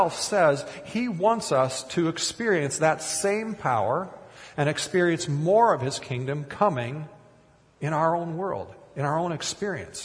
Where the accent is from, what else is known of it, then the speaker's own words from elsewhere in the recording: Kiester, Minnesota, United States; moved away; my hometown during high school years was named Keister, Minnesota.